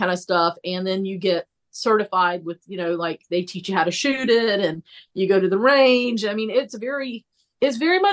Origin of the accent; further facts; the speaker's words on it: the South, United States; I was American and from the South